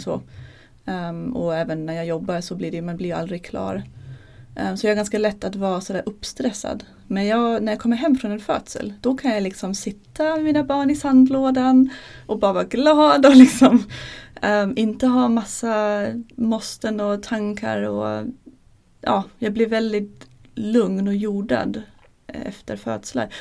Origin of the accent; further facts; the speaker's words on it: Germany; Swedish is a second language; moved away as an adult; now in Sweden; Jag är från Tyskland